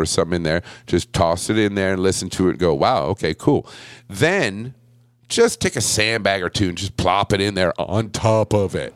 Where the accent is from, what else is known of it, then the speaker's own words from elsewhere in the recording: Buffalo, New York, United States; I was born in Buffalo